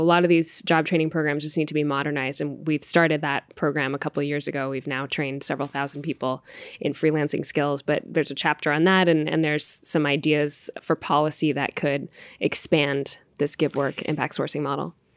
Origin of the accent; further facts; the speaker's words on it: India; I'm Indian